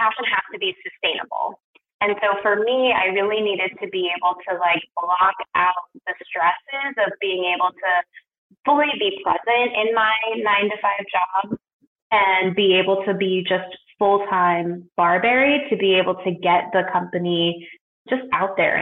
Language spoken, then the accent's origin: English; Portland, Oregon, United States; moved away as an adult; also born or lived in New York; I moved from New York to my hometown of Portland, Oregon